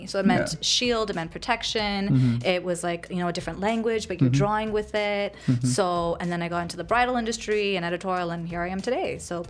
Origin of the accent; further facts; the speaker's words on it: Hamilton, Ontario, Canada; also born or lived in Richmond Hill; so I was born and raised in Canada. Nice. So from Hamilton, traditionally up in the mountains. I'm a mountain girl.